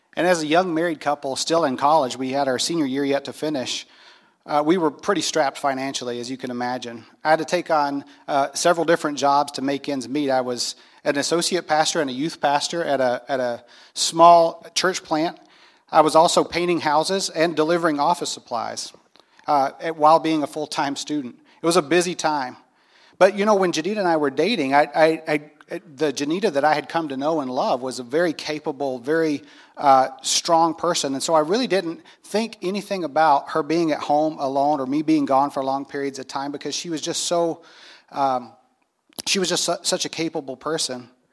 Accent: North Carolina, United States; I grew up in North Carolina in the Bible Belt

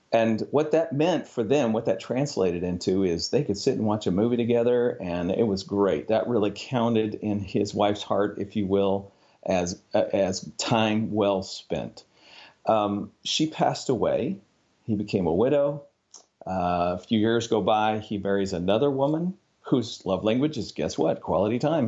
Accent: Upper Midwest, United States; now in Arkansas, United States; I'm from the Upper Midwest, uh, originally

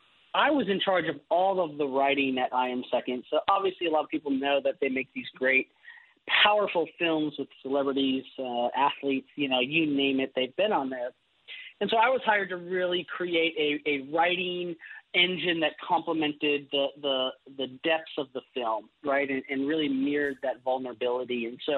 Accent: Wisconsin, United States; moved away; I'm originally from Wisconsin

